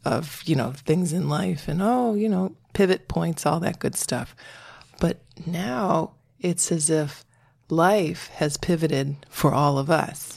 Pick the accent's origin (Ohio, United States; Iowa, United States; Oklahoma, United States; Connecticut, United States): Connecticut, United States; I'm from Connecticut.